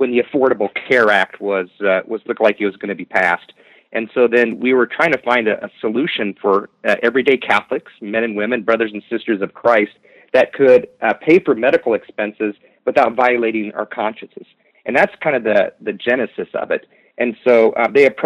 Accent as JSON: {"language": "English", "region": "Midwest", "country": "United States", "tie": "born or raised there", "moved": "as an adult", "lives_now": "Phoenix, United States", "said": "I grew up in the Midwest"}